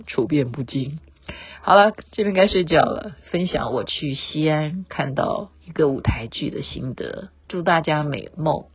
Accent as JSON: {"language": "Chinese", "country": "Taiwan", "tie": "born or raised there", "said": "毕竟我生在这里，长在这里"}